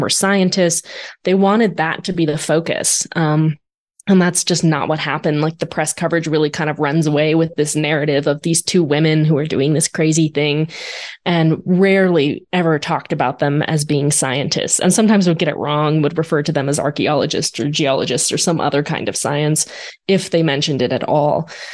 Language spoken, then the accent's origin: English; Arizona, United States; I grew up in Arizona.